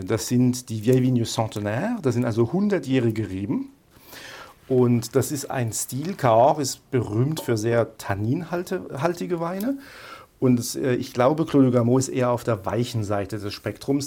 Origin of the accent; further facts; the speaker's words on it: Baden-Württemberg, Germany; Und ich bin aus Südwestdeutschland, ich bin aus Baden-Württemberg